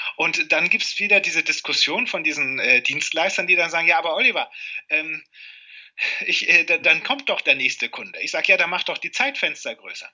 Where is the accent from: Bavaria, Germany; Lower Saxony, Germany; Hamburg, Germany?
Lower Saxony, Germany; Cuxhaven; now in Lingen, Germany; geboren wurde ich in Cuxhaven und bin Niedersachsen immer treu geblieben